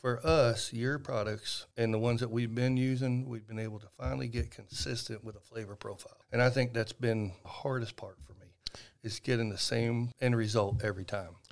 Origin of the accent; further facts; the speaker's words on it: Van Alstyne, Texas, United States; my hometown, actually, in Van Alstyne.